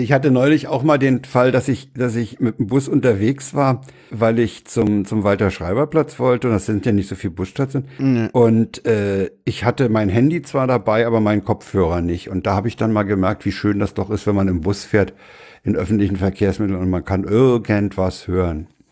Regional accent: Berlin, Germany; ich bin ja in Reinickendorf aufgewachsen

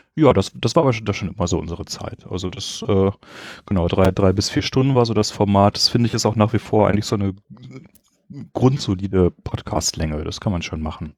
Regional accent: Bochum, North Rhine-Westphalia, Germany; moved away as an adult; also born or lived in Essen / Göttingen; now in Berlin, Germany; geboren bin ich aus Essen, nein, in Essen und dann bin ich eigentlich aus Bochum von der Sozialisation her und dann studiert in Göttingen und jetzt in Berlin

